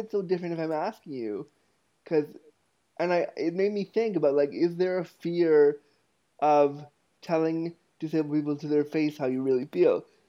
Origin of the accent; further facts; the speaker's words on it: Toronto, Ontario, Canada; moved away as an adult; also born or lived in Ottawa, Ontario, Canada; when I was 19, I moved from Toronto, from North York, Ontario, Canada to Ottawa, Canada